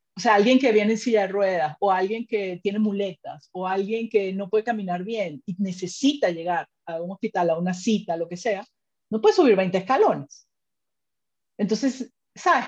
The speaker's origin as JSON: {"language": "Spanish", "country": "Venezuela", "also_born_or_lived": "Spain", "moved": "yes", "lives_now": "Mexico", "said": "mi esposo y yo somos de Venezuela"}